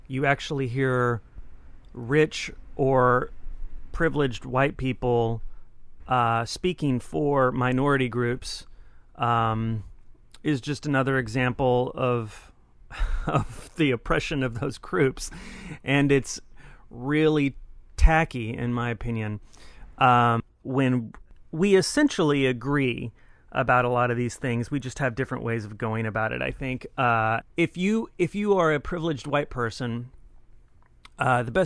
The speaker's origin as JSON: {"language": "English", "region": "Texas", "country": "United States", "tie": "born or raised there", "said": "I grew up in Texas. I'm from Texas"}